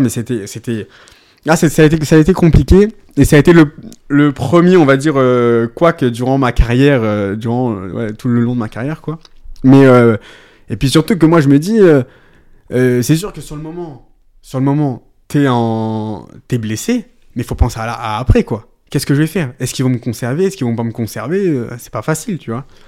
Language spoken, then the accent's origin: French; Lorraine, Grand Est, France; also born or lived in Paris / Ardèche; mes parents sont originaires de la région Lorraine